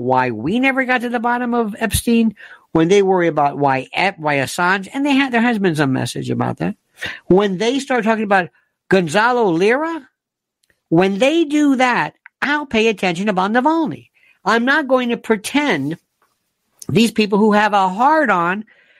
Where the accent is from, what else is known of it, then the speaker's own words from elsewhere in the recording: United States; I'm an American